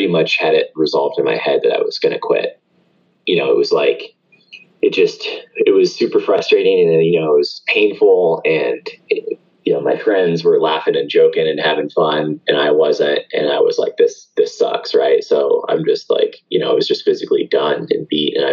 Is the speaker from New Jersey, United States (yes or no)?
no; Atlanta, Georgia, United States; where I grew up here locally in Atlanta.